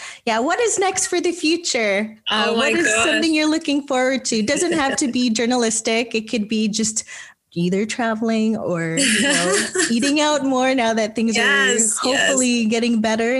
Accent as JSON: {"language": "English", "country": "Philippines", "lives_now": "Canada", "said": "I mean, that is really something that is so core as a Filipino, right?"}